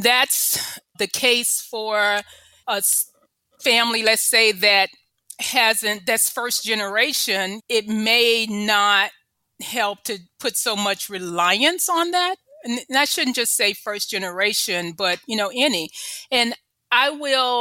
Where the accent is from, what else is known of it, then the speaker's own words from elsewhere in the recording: Memphis, Tennessee, United States; moved away as an adult; also born or lived in California; I grew up in Memphis